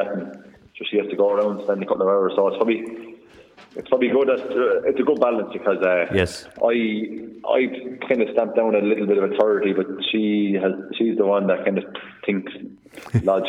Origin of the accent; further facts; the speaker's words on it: Kildare, Leinster, Ireland; I'm from Kildare